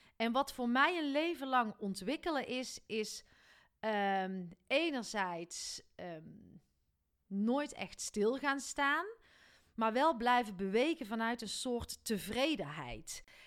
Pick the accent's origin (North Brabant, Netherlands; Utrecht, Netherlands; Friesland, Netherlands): North Brabant, Netherlands; mij dan als Brabander